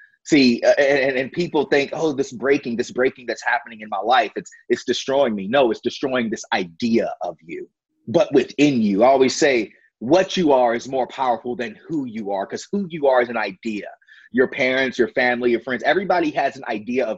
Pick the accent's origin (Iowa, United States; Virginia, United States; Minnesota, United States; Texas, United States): Virginia, United States; I grew up in the Bible Belt of Virginia, in Brooknell, Virginia